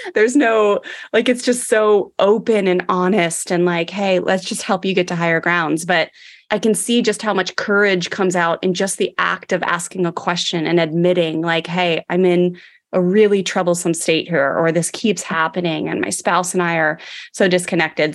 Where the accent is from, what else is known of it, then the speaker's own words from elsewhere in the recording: Maryland, United States; growing up in Maryland